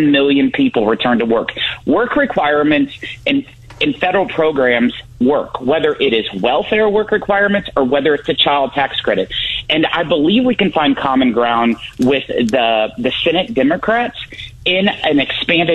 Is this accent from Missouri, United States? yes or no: yes; Salem, Missouri, United States; My hometown of Salem